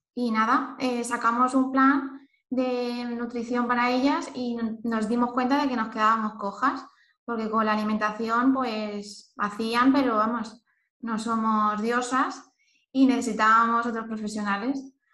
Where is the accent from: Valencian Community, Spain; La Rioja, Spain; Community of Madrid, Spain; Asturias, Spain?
Valencian Community, Spain; Elche; moved away; also born or lived in Lisbon; soy de Elche, pero no vivo en ningún sitio y ahora estoy en Lisboa